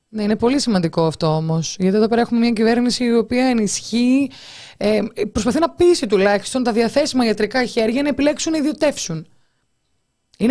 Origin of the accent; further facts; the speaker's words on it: Heraklion, Crete, Greece; είμαι από το Ηράκλειο